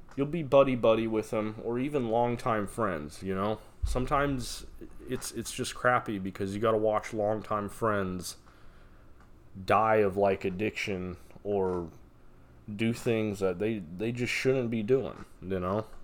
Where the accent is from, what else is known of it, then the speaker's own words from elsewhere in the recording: Las Vegas, Nevada, United States; moved away; I'm from Nevada. I'm from Vegas